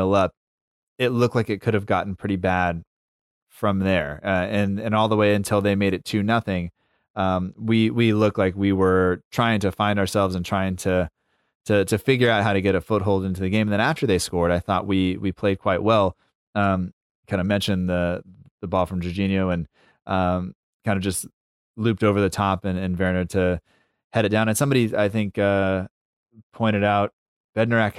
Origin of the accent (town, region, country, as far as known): United States